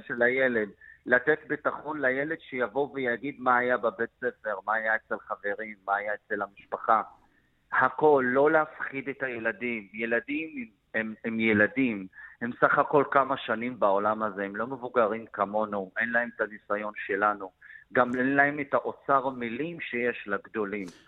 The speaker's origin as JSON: {"language": "Hebrew", "country": "Israel"}